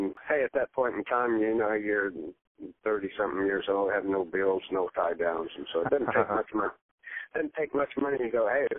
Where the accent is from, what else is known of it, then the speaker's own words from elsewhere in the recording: Dunedin, Florida, United States; also born or lived in Tarpon Springs, Florida; when I first moved to Florida, my family moved to Tarpon Springs, but I basically grew up in a little town called Dunedin, Florida.